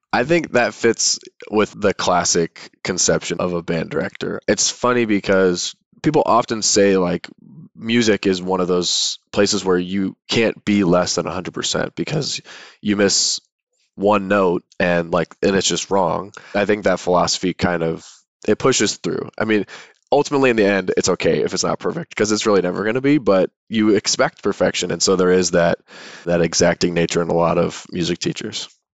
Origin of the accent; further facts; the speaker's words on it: Chesapeake, Virginia, United States; moved away as an adult; now in San Diego, United States; am from Chesapeake, Virginia, which is in the southeastern part of the state, right on the North Carolina border. and I was born there, grew up there, went to high school there